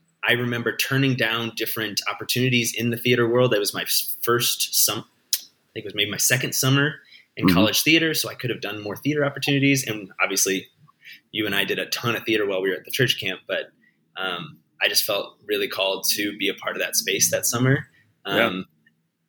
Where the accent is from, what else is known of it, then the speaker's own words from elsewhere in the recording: Cedar Rapids, Iowa, United States; I grew up in near Cedar Rapids